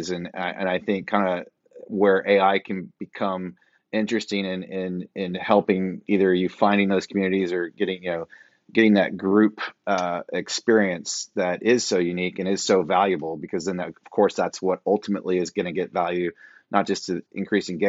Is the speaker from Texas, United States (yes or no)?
yes; Fort Worth, Texas, United States; my hometown of Fort Worth, Texas